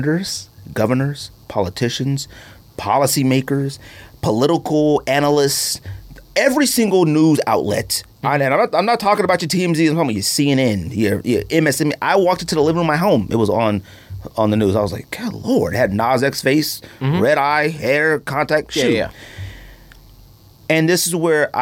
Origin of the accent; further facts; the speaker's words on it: California, United States; growing up in California